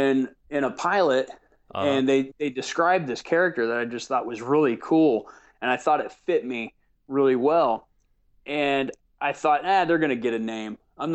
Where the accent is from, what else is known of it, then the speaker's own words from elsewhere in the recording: the South, United States; accent: Southern; So I went into my natural accent, which is much more Southern.